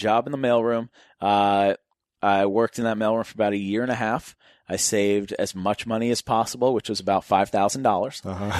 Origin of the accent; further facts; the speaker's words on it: Newton, Massachusetts, United States; I used to drive around and look at houses in my neighborhood that I grew up in Newton, Massachusetts.